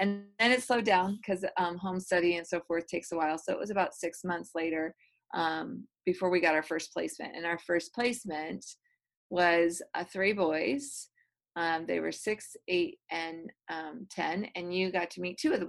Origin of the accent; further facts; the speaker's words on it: Michigan, United States; now in Georgia, United States; So, I am originally from the Midwest, from Michigan, and pretty much have lived all over the United States.